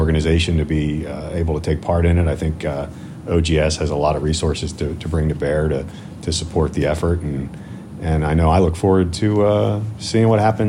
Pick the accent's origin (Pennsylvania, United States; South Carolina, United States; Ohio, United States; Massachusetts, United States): Ohio, United States; New Philadelphia; I was just thinking in my hometown of the Quaker Theater in New Philadelphia, right.